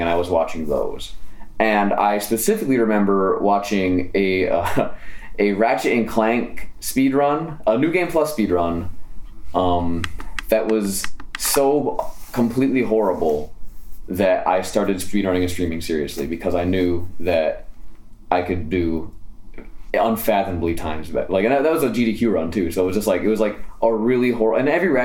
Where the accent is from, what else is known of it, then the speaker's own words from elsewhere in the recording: Italy; I was born in Italy